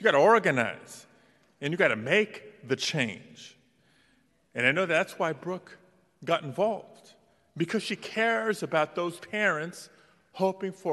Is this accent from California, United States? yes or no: yes; Los Angeles, California, United States; as a kid growing up in Pacoima, California, in the Northeast San Fernando Valley